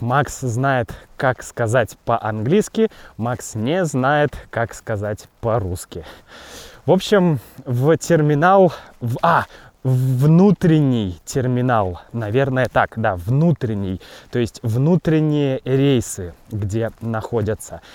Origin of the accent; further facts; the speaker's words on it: Russia; moved away as an adult; also born or lived in Wuhan, China; Я родился в России, да, Россия моя родина.